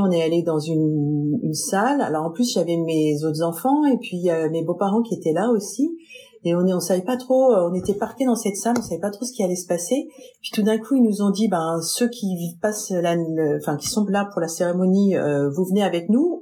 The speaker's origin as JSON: {"language": "French", "country": "France", "moved": "as an adult", "lives_now": "United States", "said": "je viens de France"}